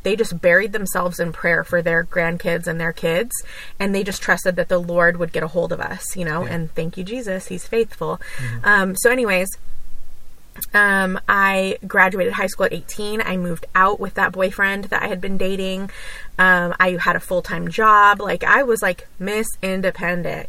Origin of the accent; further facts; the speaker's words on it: Los Angeles, California, United States; also born or lived in Orange County, California; I grew up in California. I was born there and raised there. Um, in uh, like LA and then in Orange County